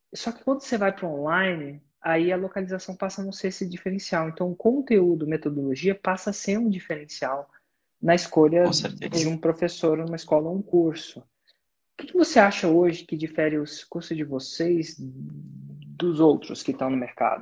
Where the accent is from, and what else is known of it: Brazil